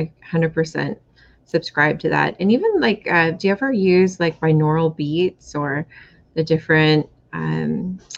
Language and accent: English; Seattle, Washington, United States; I'm from Seattle